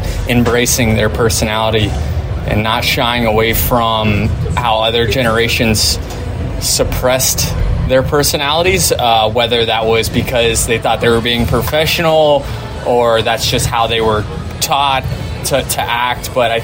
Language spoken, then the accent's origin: English; Tampa, Florida, United States; Yeah, I think more. Just so it's my hometown, you know, there's a lot. There was a lot of people supporting me